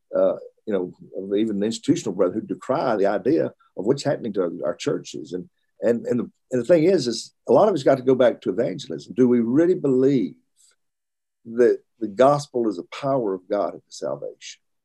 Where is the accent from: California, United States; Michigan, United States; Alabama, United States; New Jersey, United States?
Alabama, United States; Russellville; also born or lived in Birmingham, Alabama / Richmond, Virginia / Florence, Alabama; Moved back to Alabama when I was in school age. Uh, lived in Russellville, uh, Alabama, which is my father preached there for a number of years while I was through high school